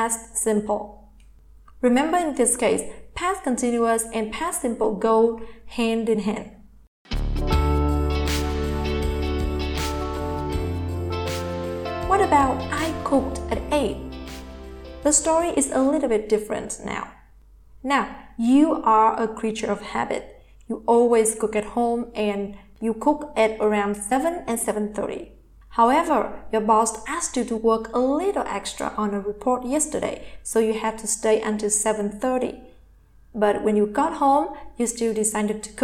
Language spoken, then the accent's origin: English; Vietnam; English is a second language; I am from Vietnam, and in Vietnamese language, we do not have tenses